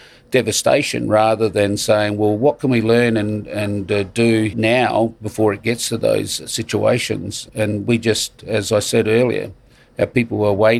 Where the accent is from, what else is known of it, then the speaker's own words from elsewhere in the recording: Australia; I myself was born a non-Australian citizen because I was born before 1967